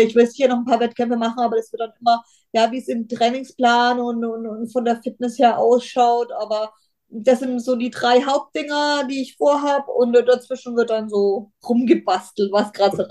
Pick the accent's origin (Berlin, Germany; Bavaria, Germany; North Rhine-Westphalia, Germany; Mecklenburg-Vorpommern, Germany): Bavaria, Germany; Bayreuth; ich komme aus Bayreuth